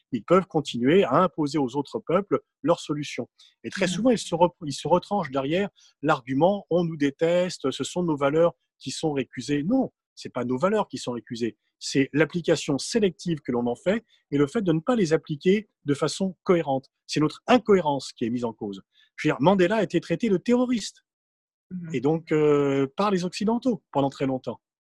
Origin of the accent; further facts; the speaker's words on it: Mantes-la-Jolie, Île-de-France, France; je viens de Mantes-la-Jolie, du val et le racisme était beaucoup plus prégnant.